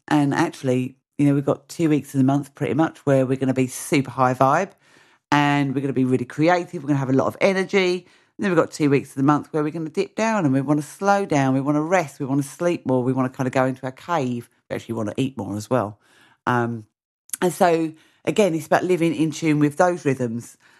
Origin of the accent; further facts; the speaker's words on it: Mersea Island, East of England, United Kingdom; all of my work is based on Mersey Island, my hometown